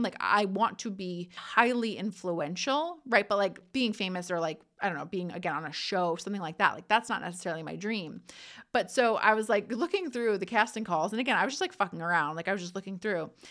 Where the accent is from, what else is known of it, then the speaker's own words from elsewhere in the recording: New Jersey, United States; I'm from Jersey. I know I talk fast.